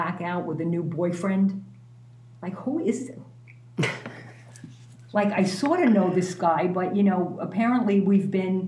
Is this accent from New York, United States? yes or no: yes; New York City, New York, United States; moved away as an adult; I'm from New York